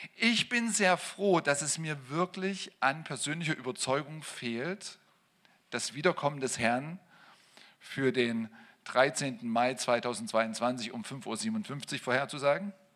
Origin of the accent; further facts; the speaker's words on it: East Germany, Germany; ich bin in Ostdeutschland aufgewachsen